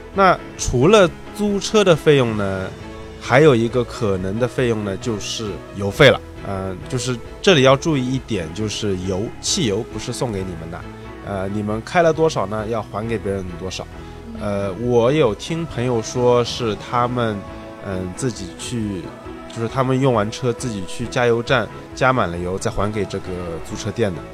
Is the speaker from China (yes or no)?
yes; China; 我们中国人